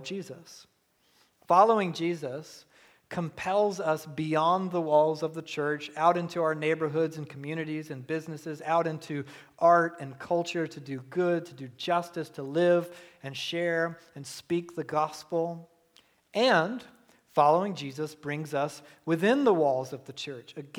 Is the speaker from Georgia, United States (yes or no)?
yes; Southeast Georgia, United States; I was raised in Southeast Georgia